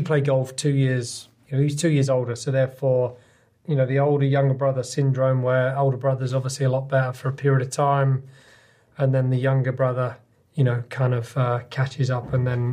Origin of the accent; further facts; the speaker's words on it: Stevenage, East of England, United Kingdom; moved away as an adult; also born or lived in Hitchin, Hertfordshire; now in United States; I was born in Hitchin, Hertfordshire, lived in Stevenage.